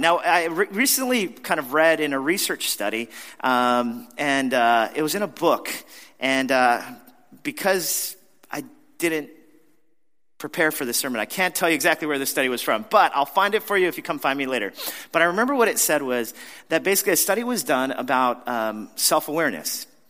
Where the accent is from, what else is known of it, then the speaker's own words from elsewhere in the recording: New York, United States; as a New Yorker